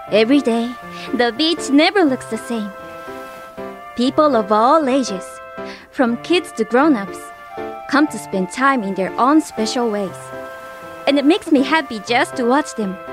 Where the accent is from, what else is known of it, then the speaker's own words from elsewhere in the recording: Kanagawa, Japan; I was born and raised here in Kanagawa-ken.